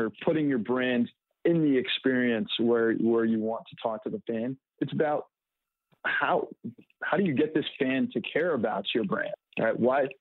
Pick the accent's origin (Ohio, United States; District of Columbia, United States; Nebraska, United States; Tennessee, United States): District of Columbia, United States; Washington; I'm from Washington, D.C.